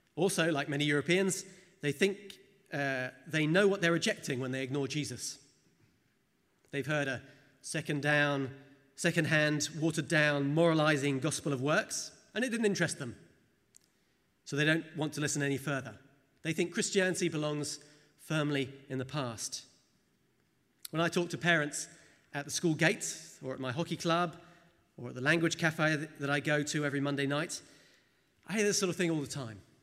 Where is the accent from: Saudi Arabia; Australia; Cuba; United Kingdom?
United Kingdom; England; moved away as an adult; now in Saint-Étienne, France; I'm English in origin, so is my wife